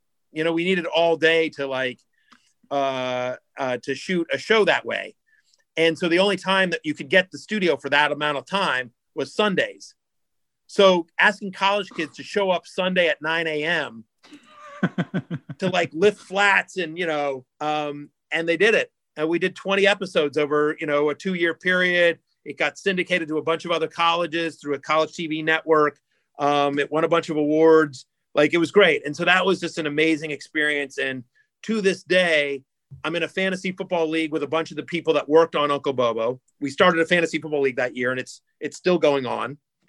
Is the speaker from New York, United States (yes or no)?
yes; Syracuse, New York, United States; people know that I'm from Syracuse.